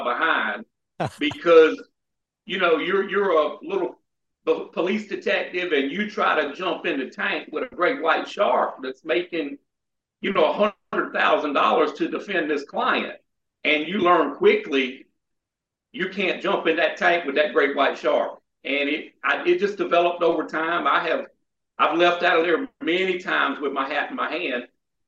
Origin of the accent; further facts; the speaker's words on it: South Carolina, United States; near Shaw Air Force Base here in my home state